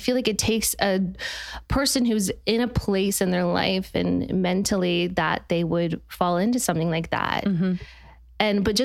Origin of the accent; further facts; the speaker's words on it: Utah, United States; I'm from Utah